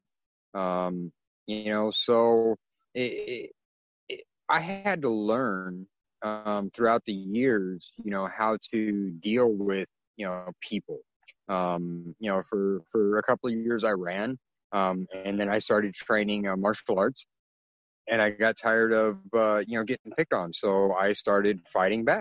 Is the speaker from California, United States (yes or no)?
yes; California, United States; in 1977, when I was born, you know, I'm half Filipino